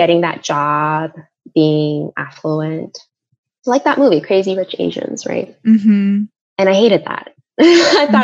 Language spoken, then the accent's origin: English; South Korea; moved away; I grew up in Korea